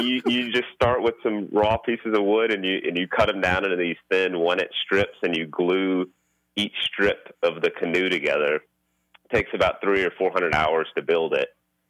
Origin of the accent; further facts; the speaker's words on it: Houston, Texas, United States; Growing up in Houston, my dad had a construction company, and so we grew up in the family business